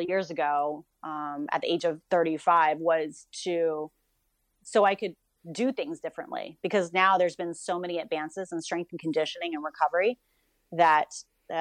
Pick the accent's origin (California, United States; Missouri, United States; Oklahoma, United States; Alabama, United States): Missouri, United States; Mexico; I was born in Mexico, Missouri